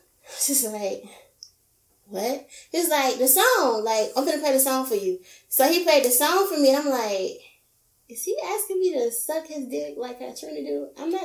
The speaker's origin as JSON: {"language": "English", "town": "Miami", "region": "Florida", "country": "United States", "said": "I'm from Miami."}